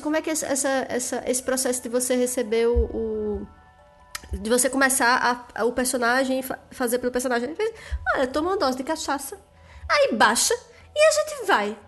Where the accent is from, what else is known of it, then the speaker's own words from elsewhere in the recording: Northeast Region, Brazil; eu sou, eu sou do Nordeste